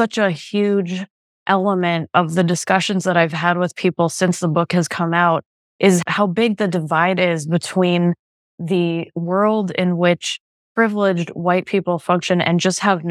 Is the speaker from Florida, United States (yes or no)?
yes; South Florida, United States; moved away; I'm from South Florida and I go back there frequently